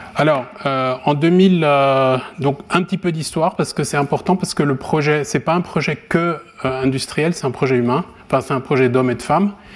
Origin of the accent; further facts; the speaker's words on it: France; moved away; also born or lived in Japan / Sweden; je suis français